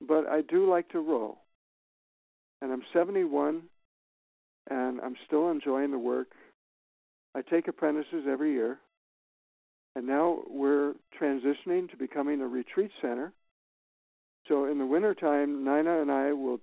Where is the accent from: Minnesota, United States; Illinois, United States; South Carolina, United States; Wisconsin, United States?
Minnesota, United States; moved away as an adult; also born or lived in Florida; now in Maine, United States; I grew up in Minnesota, and I sat in boats with my dad fishing